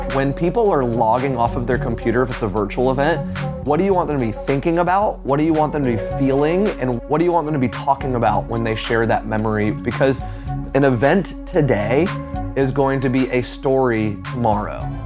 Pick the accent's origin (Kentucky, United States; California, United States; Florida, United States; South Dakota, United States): Florida, United States; now in Atlanta, United States; I grew up in Florida